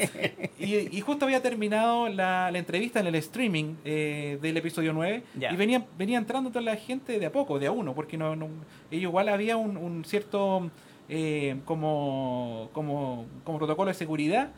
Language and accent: Spanish; Chile; como chileno